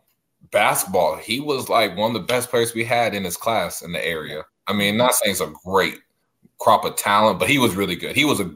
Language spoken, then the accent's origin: English; Tyler, Texas, United States; I'm from Tyler